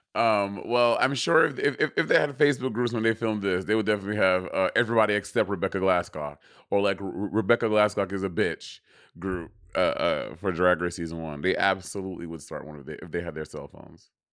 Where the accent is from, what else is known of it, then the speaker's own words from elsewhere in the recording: New York City, New York, United States; I'm a New Yorker